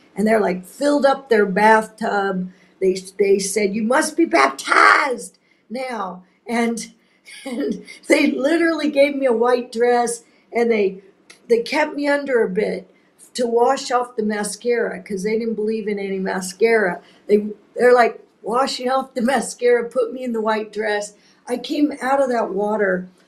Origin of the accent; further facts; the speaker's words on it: Laguna Beach, California, United States; now in Mozambique; I grew up in Laguna